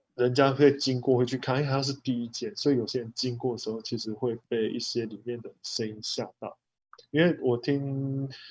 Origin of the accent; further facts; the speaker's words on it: Taichung, Taiwan; 我是台中的